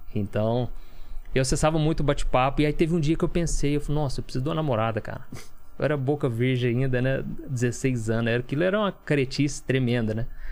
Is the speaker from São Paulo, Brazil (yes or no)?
no; São Sebastião do Paraíso, Minas Gerais, Brazil; moved away as an adult; also born or lived in Belo Horizonte; eu sou de São Sebastião do Paraíso, que é Minas Gerais